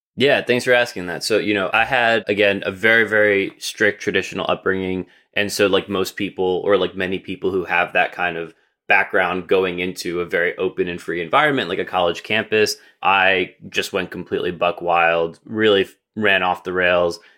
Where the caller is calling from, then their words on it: Jersey City, New Jersey, United States; I'm calling from Jersey City, or as I like to call it, the right side of the Hudson River